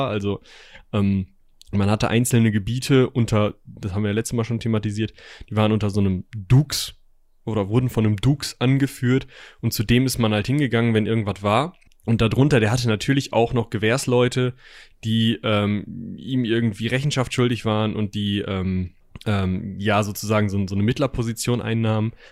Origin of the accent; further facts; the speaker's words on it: North Rhine-Westphalia, Germany; so wie ich mich als Westfale bezeichnen würde. Ähm, das hat ja auch nicht wirklich was, okay, Nordrhein-Westfalen hat es im Namen